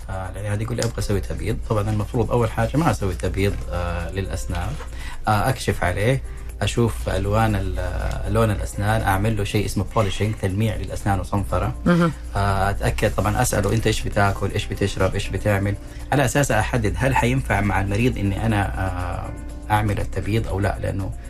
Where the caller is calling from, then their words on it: Najran Province, Saudi Arabia; الله يبقيك من نجران